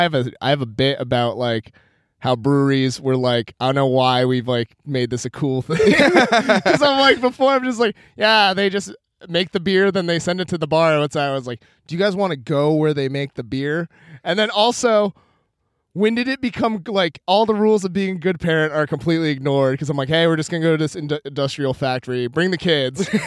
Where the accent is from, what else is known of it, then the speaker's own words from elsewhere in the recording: Maine, United States; moved away; also born or lived in New England; I'm from Maine